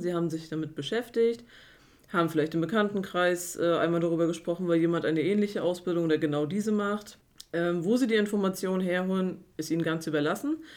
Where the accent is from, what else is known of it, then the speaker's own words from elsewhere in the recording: Güstrow, Mecklenburg-Vorpommern, Germany; ich bin 33 Jahre, komme aus Güstrow